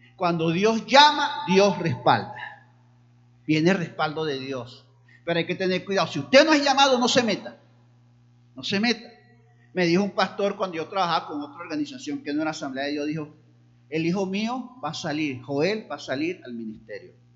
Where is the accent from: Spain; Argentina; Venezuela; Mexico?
Venezuela; Barquisimeto, Lara; now in Táchira, Venezuela; allá en Barquisimeto, donde yo nací. Luego estuve aquí en el Táchira